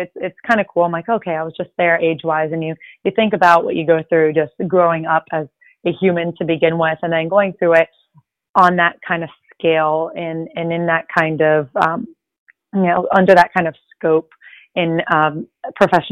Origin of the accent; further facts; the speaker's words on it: Miami, Florida, United States; first language Spanish; I am a Miami girl